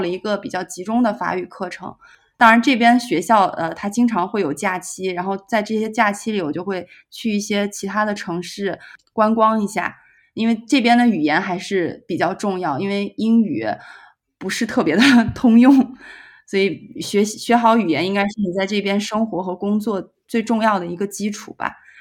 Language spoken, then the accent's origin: Chinese; Xi'an, Shaanxi, China; moved away as an adult; now in Bordeaux, France; 我也是西安人